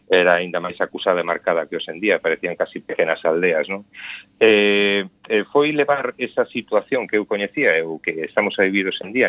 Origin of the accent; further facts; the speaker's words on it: Taragoña, Galicia, Spain; que é o Castro Barbudo de Taragoña, da miña aldea